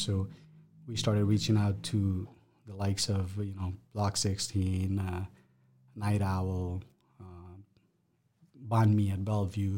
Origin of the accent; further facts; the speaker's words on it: Nepal; now in Omaha, United States; my background is I come from Nepal. That's where I'm from.